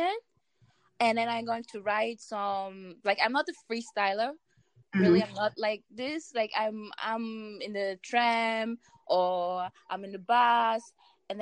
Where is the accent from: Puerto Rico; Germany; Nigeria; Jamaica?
Germany; English is a second language; I was born in Germany and raised here. But my mom and my father they are from Ghana